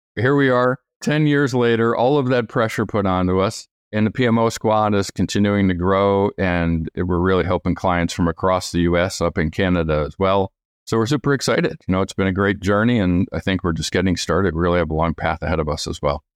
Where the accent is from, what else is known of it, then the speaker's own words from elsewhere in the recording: New York, United States; moved away; I'm from New York originally.